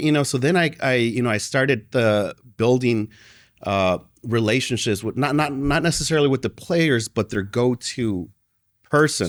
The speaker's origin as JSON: {"language": "English", "town": "Chicago", "region": "Illinois", "country": "United States", "tie": "born or raised there", "said": "I was born and raised in Chicago."}